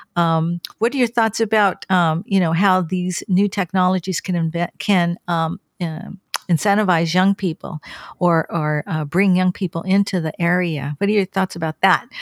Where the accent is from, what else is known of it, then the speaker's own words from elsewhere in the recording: California, United States; moved away as an adult; also born or lived in Bakersfield; now in Washington, D.C., United States; I'm from California and, um, I grew up along the coast